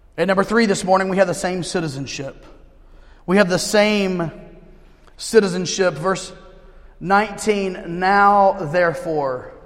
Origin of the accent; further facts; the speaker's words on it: United States; I'm an American through and through